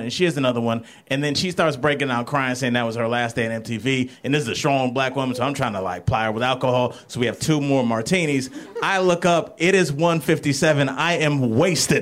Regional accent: Cleveland, Ohio, United States; moved away; I'm from Cleveland originally

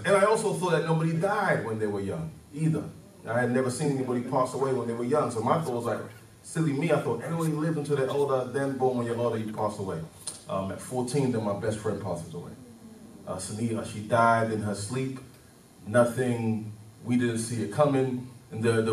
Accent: London, United Kingdom; moved away as an adult; also born or lived in Nigeria; Nigerian, born in Nigeria. I lived there till I was 9 years old. Then I moved to London when I was nine. And so from 9 till 27, I was in London.

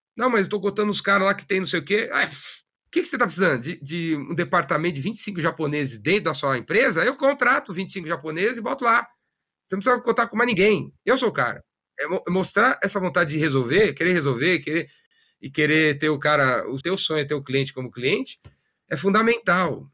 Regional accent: São Paulo, Brazil; Eu nasci em São Paulo, na, na aclimação, sou da classe média

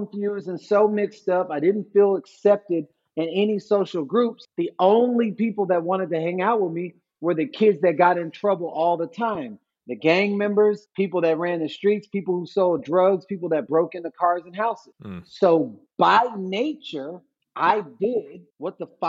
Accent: Missouri City, Texas, United States; also born or lived in Third Ward, Houston; I was born in Missouri City, Texas. I was raised in Missouri City, Texas.

